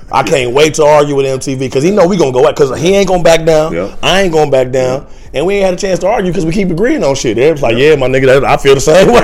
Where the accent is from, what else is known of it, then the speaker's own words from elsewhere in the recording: Ohio, United States; now in Los Angeles, United States; I'm from Ohio, living in L.A. now.